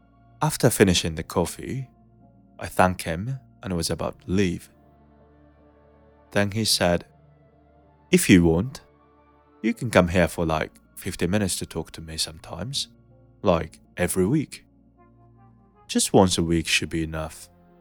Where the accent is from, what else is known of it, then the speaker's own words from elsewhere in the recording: Kyoto, Japan; But I was originally from Kyoto, where people usually speak in Kyoto dialect." So I replied, trying to sound polite like, "Yes, sir. I'm originally from Kyoto."